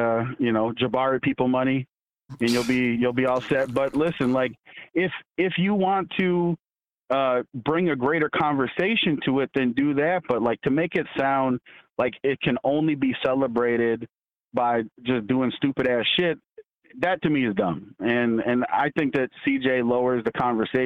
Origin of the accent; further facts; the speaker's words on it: North Dakota, United States; moved away; I'm from North Dakota. And my dad's from Africa